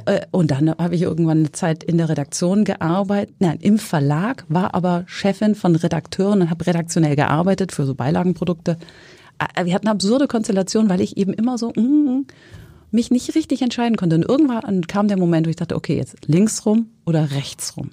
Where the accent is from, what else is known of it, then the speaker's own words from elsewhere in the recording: Hesse, Germany; now in Hamburg, Germany; ich komme aus Hessen